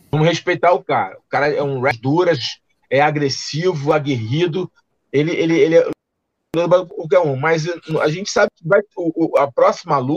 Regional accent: Brazil; obviamente, como brasileiro é, e como fã do Charles

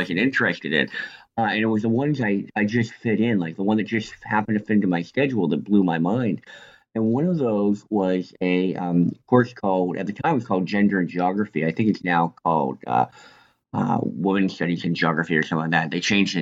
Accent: Northern Canada, Canada; moved away as an adult; also born or lived in Washington State; now in Washington, United States; I'm actually from Canada. I grew up in northern Canada

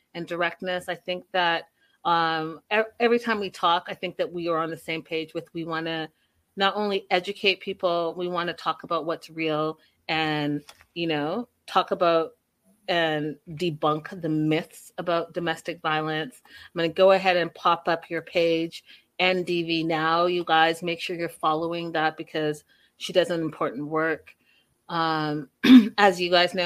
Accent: Canada; as a Canadian

